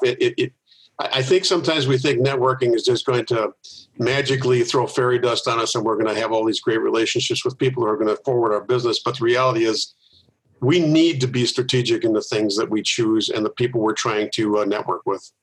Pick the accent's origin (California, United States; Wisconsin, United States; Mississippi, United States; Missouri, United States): Wisconsin, United States; Milwaukee; I, have lived here most of my life. I was born in Milwaukee.